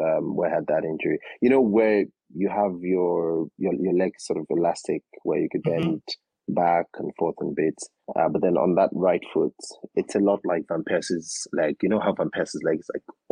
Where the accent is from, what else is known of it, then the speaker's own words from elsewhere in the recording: Nigeria; Nigeria, born, raised in Nigeria